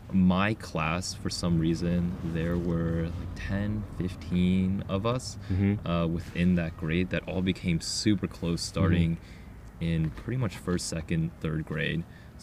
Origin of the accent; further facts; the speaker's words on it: Ohio, United States; Growing up in Ohio back when we grew up there or here